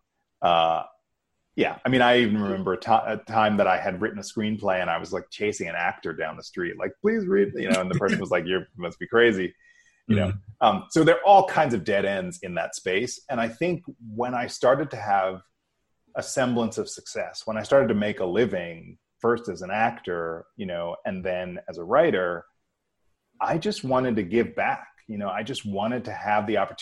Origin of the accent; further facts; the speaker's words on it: New York City, New York, United States; I grew up in New York